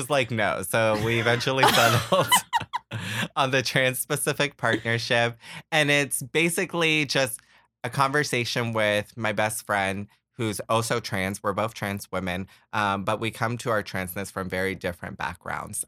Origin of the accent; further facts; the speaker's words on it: Florida, United States; also born or lived in Puerto Rico / Pompano Beach / Kissimmee; I am from Puerto Rico. I was raised in Florida. I grew up in the first half of my childhood in Pompano Beach, just outside of Fort Lauderdale. Um, so eventually we, uh, moved to Orlando and settled in Kissimmee